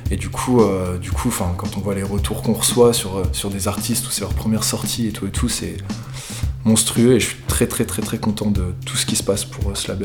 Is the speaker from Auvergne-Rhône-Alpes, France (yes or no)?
yes; Lyon, Auvergne-Rhône-Alpes, France; voilà, je viens de Lyon, ça fait pas mal de temps que ça fait pas mal de temps que j'évolue dans la musique